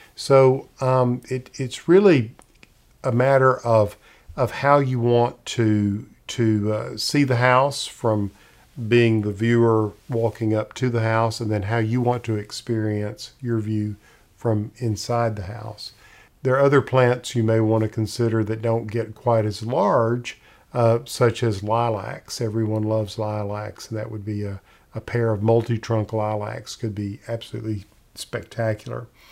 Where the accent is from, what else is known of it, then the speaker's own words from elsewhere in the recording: Middle Tennessee, United States; I grew up in Middle Tennessee